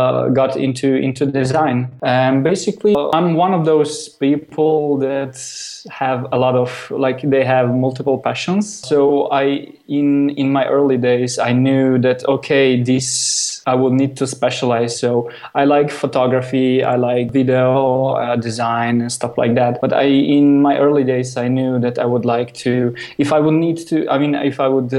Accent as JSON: {"language": "English", "country": "Slovenia", "said": "I'm coming from Slovenia"}